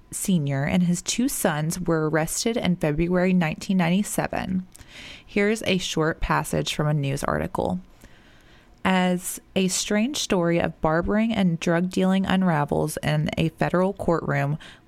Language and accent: English; Annapolis, Maryland, United States; now in Georgia, United States; I was born and raised in Annapolis, Maryland. Annapolis, is that how you say that? Maryland, before moving to Georgia.